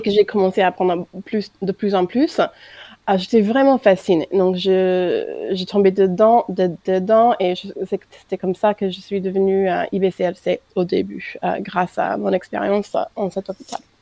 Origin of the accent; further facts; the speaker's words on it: United States; French is a second language; moved away as an adult; now in France; Je suis américaine d'origine et ça fait un peu plus que 4 ans que je suis en France, mariée avec un Français